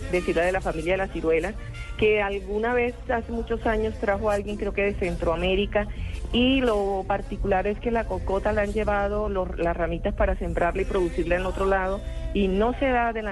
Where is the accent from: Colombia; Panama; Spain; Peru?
Colombia; accent: costeño; yo, pues tengo un acento un poco neutral y un poco, como dice usted, el dejo costeño